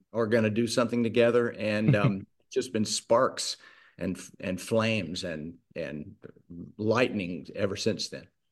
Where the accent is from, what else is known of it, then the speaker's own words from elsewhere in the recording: Charlotte, North Carolina, United States; moved away as an adult; now in Mississippi, United States; I'm from North Carolina, but came to Mississippi in 1982